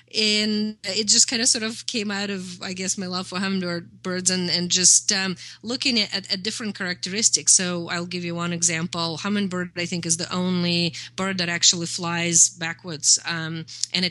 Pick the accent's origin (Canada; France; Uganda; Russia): Russia; moved away; I'm from Russia. I know how the mentality works. I grew up in the USSR.